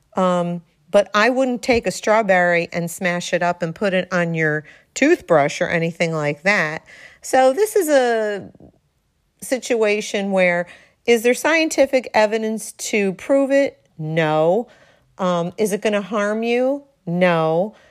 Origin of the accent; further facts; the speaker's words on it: Darien, Connecticut, United States; right here in the 203, my hometown, Darien, Connecticut